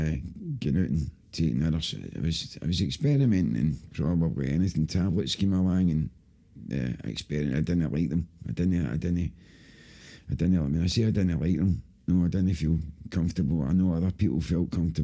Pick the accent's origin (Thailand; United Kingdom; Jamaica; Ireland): United Kingdom; Glasgow, Scotland; I grew up in Pollock, Dolman Side Road in Pollock.